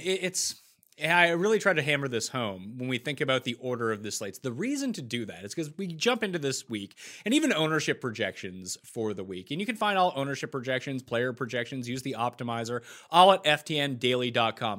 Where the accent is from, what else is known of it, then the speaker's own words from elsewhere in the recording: Canada; As a Canadian